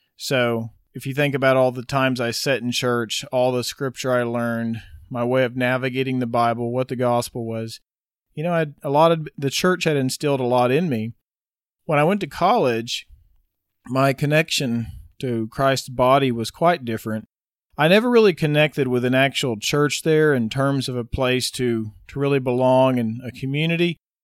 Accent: Wynnewood, Oklahoma, United States; Was raised in Winniewood, Oklahoma, which is sixty miles south of Oklahoma City. I was there till I was eighteen, growing up on my parents' ranch.

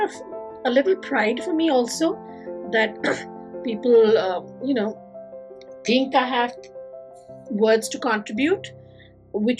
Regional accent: India; moved away; staying connected with my home country

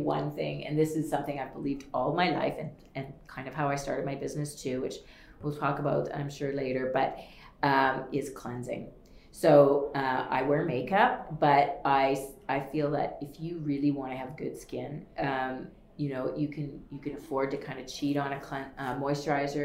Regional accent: Wellesley, Ontario, Canada; I grew up in a small town called Wellesley, Ontario

